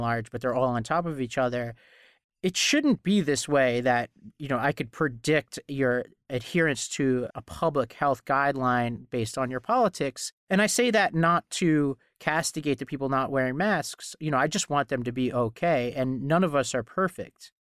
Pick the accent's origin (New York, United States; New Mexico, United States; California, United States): New York, United States; New York City; I grew up in Staten Island